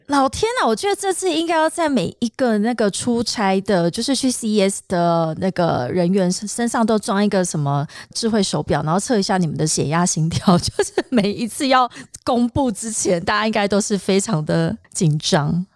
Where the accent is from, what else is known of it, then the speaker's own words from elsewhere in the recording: Taiwan; 我们台湾